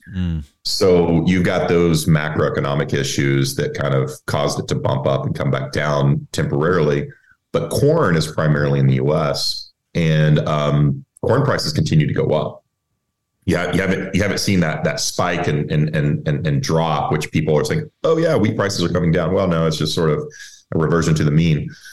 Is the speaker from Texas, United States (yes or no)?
yes; Texas, United States; I'm, I'm originally from Texas. So um, everybody, you know, you know, everybody's involved in the energy business where, where I grew up